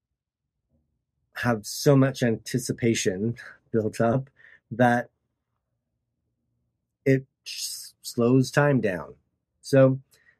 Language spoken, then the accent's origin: English; Tooele, Utah, United States; my hometown in Tooele